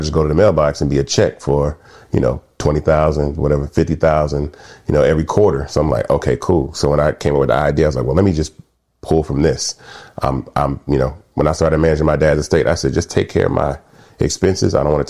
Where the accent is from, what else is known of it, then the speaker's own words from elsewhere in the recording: Atlanta, Georgia, United States; also born or lived in Memphis; So I was born in Memphis, left Memphis at an early age and moved to Atlanta.